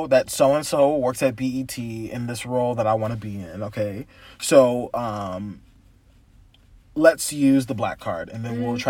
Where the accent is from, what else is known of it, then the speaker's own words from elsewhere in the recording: California, United States; I'm like, oh, I'm from SoCal too. It's pretty dope.